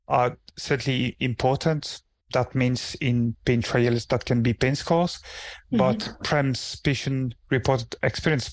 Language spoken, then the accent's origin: English; Belgium; moved away as an adult; now in Aberdeen, United Kingdom; I'm originally trained in Belgium. I come from Belgium.